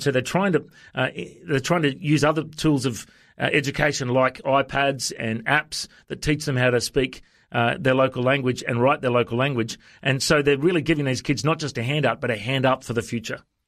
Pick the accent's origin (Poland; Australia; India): Australia; I'm from Australia. I'm a pastor